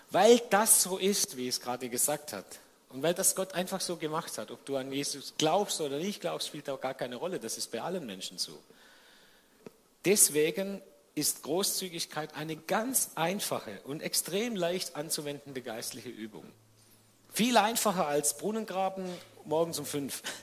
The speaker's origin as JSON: {"language": "German", "region": "Baden-Württemberg", "country": "Germany", "said": "Und dann hat Sibylle die Frage gestellt, die ich als Schwabe auch gestellt hätte."}